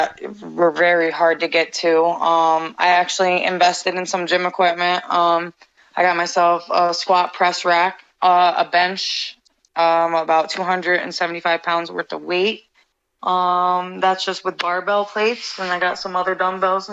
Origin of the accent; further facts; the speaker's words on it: Albany, New York, United States; also born or lived in Rotterdam, New York; I grew up in actually the location that I get announced from. That's the capital, you know, Albany